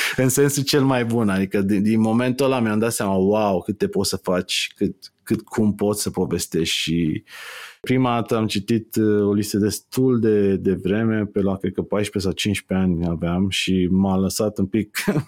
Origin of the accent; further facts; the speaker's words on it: Târgoviște, Dâmbovița County, Romania; Eu stăteam în, în Târgoviște, sunt din Târgoviște și am crescut în Târgoviște